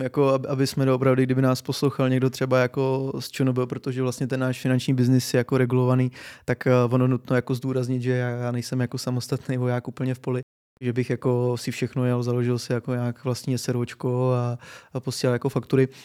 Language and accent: Czech; Czechia; my Češi